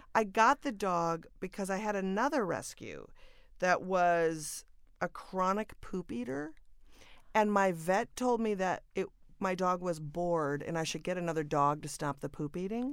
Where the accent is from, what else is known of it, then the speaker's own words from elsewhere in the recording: Minnesota, United States; moved away; born and raised in Minnesota